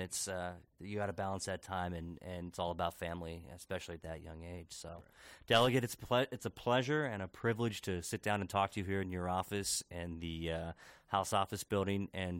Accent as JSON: {"language": "English", "town": "Hagerstown", "region": "Maryland", "country": "United States", "tie": "born or raised there", "said": "I grew up in Western Maryland in Hagerstown, and going to Baltimore City was a special event."}